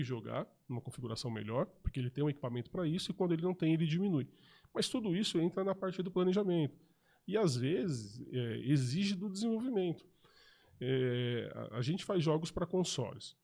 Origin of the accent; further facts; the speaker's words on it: ABC Paulista, São Paulo, Brazil; moved away as an adult; now in São José, Brazil; Eu era de São Paulo, morava no ABC Paulista